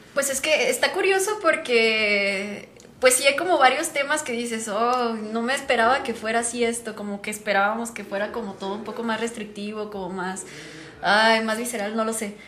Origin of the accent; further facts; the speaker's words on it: Guadalajara, Jalisco, Mexico; somos de aquí de Guadalajara, orgullosamente